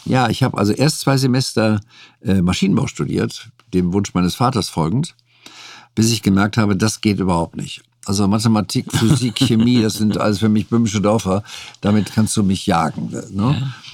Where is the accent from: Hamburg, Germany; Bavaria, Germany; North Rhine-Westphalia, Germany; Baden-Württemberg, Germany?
North Rhine-Westphalia, Germany; moved away; also born or lived in Saarbrücken; ich kannte aus meiner Heimat eben westfälisch-rheinische Gerichte